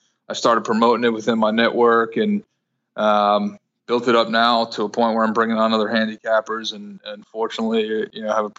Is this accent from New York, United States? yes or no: yes; Brooklyn, New York, United States; I was 16 and I grew up in Brooklyn, so a lot of easy access, as you can imagine, to placing a bet.